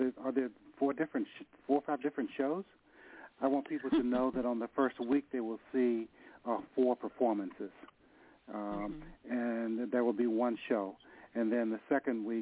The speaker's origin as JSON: {"language": "English", "town": "Nashville", "region": "Tennessee", "country": "United States", "moved": "yes", "lives_now": "San Francisco, United States", "said": "I'm from Nashville. I moved to San Francisco."}